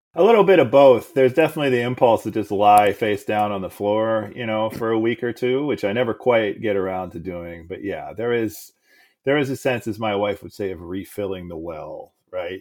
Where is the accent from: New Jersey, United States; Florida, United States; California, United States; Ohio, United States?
Ohio, United States; Cleveland; also born or lived in St. Louis, Missouri / Columbus, Ohio / Oakland / New York City; I was born in Cleveland. My family moved to suburbs of St. Louis, Missouri when I was a kid and so I was eight, nine, or 10. Then we moved back to the suburbs of Cleveland, you know, about a half hour south. It's where I went to high school.